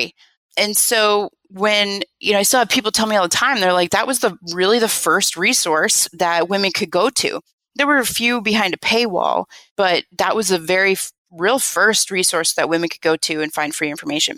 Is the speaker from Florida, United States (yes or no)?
no; Nebraska, United States; moved away as an adult; also born or lived in San Diego; We grew up in Nebraska together.